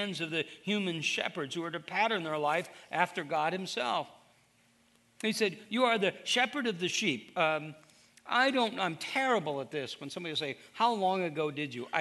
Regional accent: Iowa, United States; I'm from Iowa

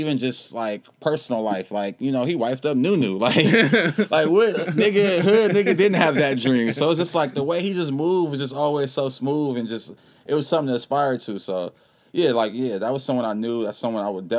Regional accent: Inglewood, California, United States; I'm not from Inglewood families, but I'm from Inglewood

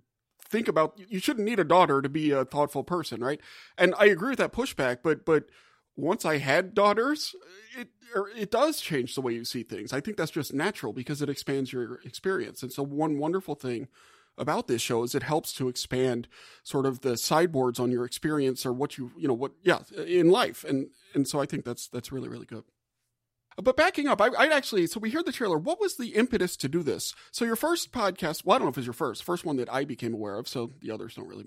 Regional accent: New Orleans, Louisiana, United States; moved away; I was born and raised in New Orleans

